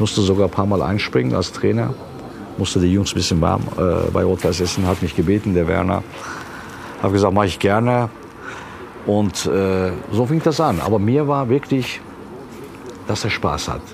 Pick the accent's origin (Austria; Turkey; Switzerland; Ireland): Turkey; now in Germany; Ich bin Türke